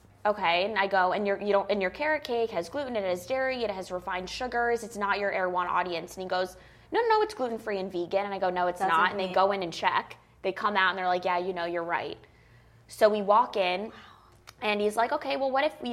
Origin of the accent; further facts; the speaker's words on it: Longmeadow, Massachusetts, United States; moved away; also born or lived in New York; I grew up in Longmeadow, Massachusetts, which is adjacent or right outside of Springfield